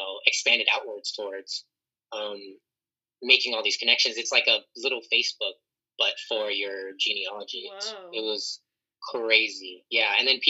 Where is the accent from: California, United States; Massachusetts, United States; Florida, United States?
California, United States; Orange County; I grew up in Orange County around white people, so... People automatically assume I was white.